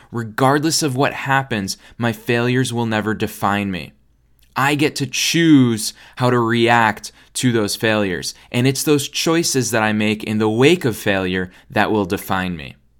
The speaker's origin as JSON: {"language": "English", "country": "United States", "said": "I'm American"}